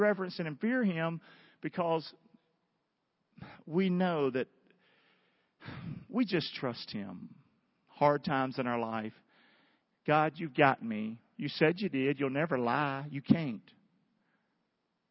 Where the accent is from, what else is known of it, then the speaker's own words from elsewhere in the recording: the South, United States; I'm a Southerner. It's yes, ma'am